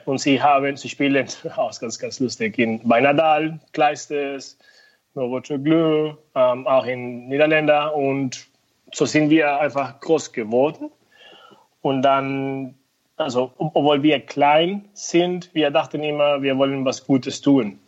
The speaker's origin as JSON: {"language": "German", "country": "Venezuela", "also_born_or_lived": "United States", "second_language": "German", "moved": "as an adult", "lives_now": "Höhr-Grenzhausen, Germany", "said": "ich komme aus Venezuela"}